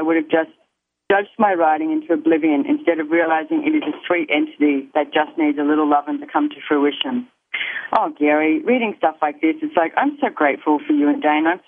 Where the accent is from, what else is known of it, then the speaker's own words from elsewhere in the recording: Australia; accent: Aussie; my Aussie accent